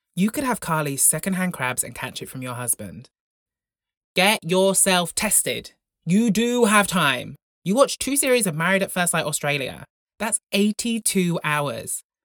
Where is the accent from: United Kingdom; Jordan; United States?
United Kingdom; Broughton, Wales; growing up in Broughton, the largest village in Europe